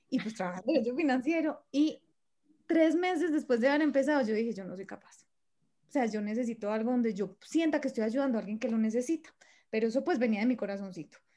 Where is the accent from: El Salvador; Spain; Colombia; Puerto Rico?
Colombia; Manizales, Caldas; yo soy de Manizales